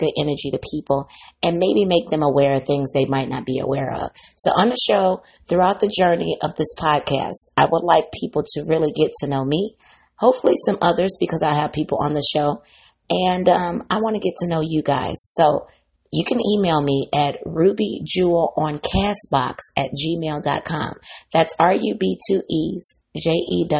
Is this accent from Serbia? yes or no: no; Midwest, United States; I'm from the Midwest